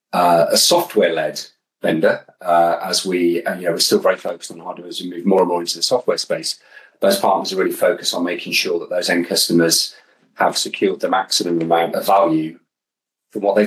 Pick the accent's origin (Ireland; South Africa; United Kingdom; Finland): United Kingdom; Birmingham, West Midlands; I grew up in Birmingham